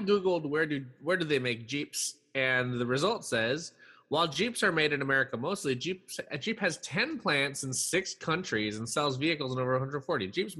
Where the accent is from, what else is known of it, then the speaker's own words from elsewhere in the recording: San Francisco Bay Area, California, United States; we grew up in the San Francisco Bay Area